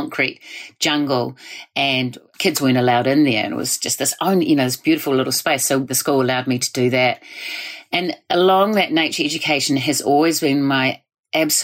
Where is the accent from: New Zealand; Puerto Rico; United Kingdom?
New Zealand; Waimiri, South Island of New Zealand; moved away as an adult; also born or lived in Singapore; now in Waiheke, New Zealand; So I was brought up in the South Island of New Zealand in a little place called Waimiri